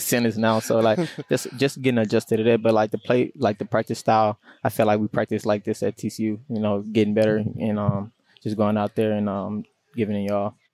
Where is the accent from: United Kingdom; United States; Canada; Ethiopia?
United States; Louisiana; moved away as an adult; now in California, United States; I'm from Louisiana